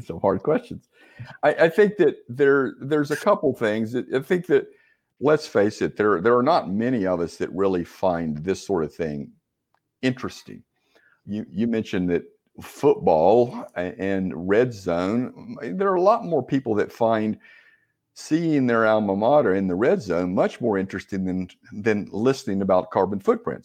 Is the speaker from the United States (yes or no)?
yes; Winston-Salem, North Carolina, United States; also born or lived in Raleigh, North Carolina; I'm a North Carolina native, um, grew up in Winston-Salem